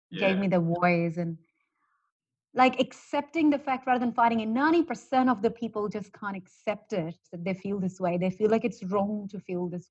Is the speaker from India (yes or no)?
yes; India; moved away as an adult; also born or lived in Australia; I'm born and brought up in India, and I'm in a very Indian family